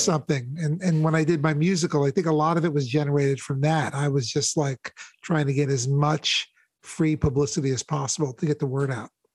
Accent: New York, United States; growing up in New York, I've had access to like some of the greatest shows

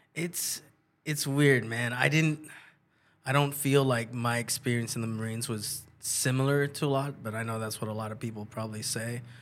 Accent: San Jose, California, United States; born and raised in San Jose

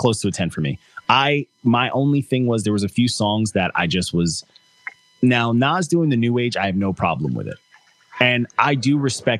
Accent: Long Island, New York, United States; I'm Long Island. I'm from Long Island

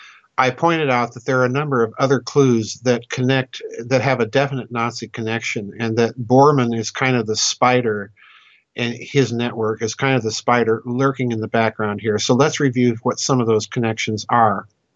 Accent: South Dakota, United States; Yeah, he was from South Dakota, a town not too far from my hometown.

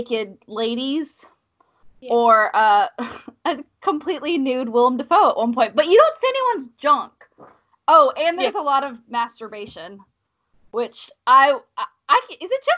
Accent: the South, United States; accent: Southern; also born or lived in Cincinnati, Ohio (family); I grew up in the South

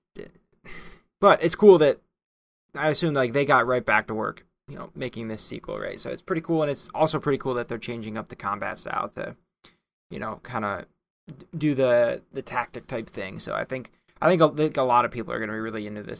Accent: United States; as the American

